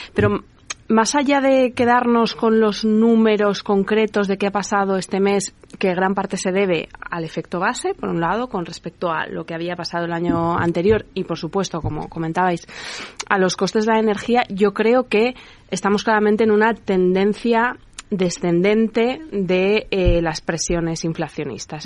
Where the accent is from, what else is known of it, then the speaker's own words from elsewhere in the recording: Spain; industrializar nuestro país